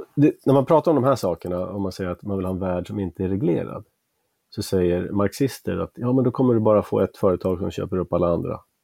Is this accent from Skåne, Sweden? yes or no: no; outside Uppsala, Uppsala County, Sweden; also born or lived in Bavaria, Germany (paternal ancestry) / Stockholm / California / Pennsylvania; sen har jag växt upp utanför Uppsala